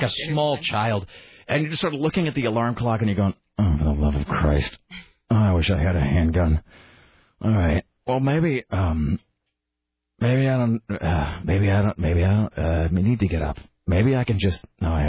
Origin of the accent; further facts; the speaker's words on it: Kennewick, Washington, United States; my hometown of Kennewick, Washington